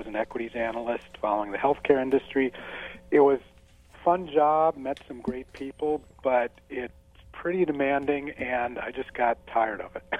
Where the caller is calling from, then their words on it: Saratoga Springs, New York, United States; Upstate New York, Saratoga Springs, where I'm hoping we get just rain and not snow today.